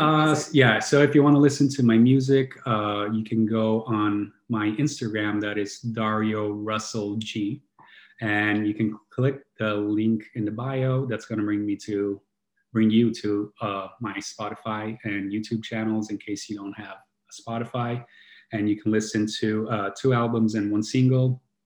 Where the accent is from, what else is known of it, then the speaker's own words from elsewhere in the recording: Italy; I grew up in Italy